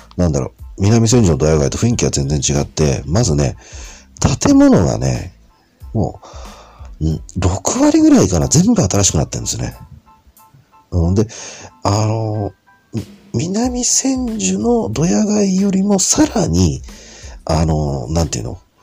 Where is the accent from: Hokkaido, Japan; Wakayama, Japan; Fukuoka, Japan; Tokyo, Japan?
Tokyo, Japan; Shinagawa; 出身は東京です。東京のあの品川ですね。で、まあ、生まれ育ってる